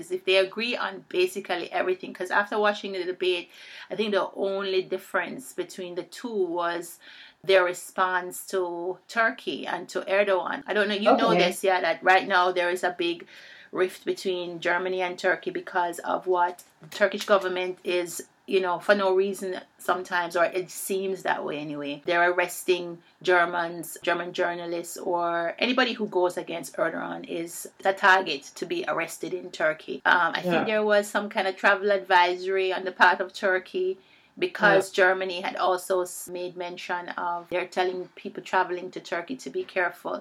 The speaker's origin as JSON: {"language": "English", "country": "Jamaica", "said": "I'm from Jamaica."}